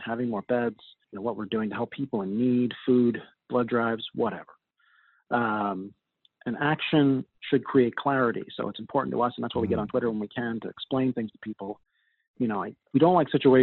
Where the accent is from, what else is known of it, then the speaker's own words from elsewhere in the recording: Long Island, New York, United States; I grew up on Long Island.